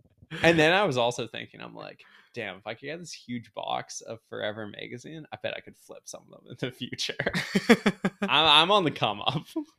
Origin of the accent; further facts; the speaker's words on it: Canada; I'm a Canadian friend.